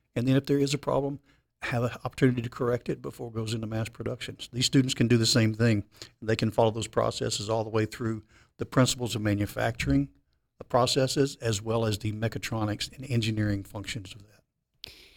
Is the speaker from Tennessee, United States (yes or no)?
yes; Memphis, Tennessee, United States; I'm born and raised in Memphis, Tennessee.